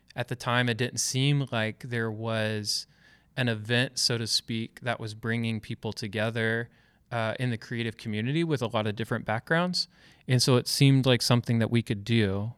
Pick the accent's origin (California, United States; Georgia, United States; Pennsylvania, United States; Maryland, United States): Georgia, United States; now in Louisville, United States; I'm from Georgia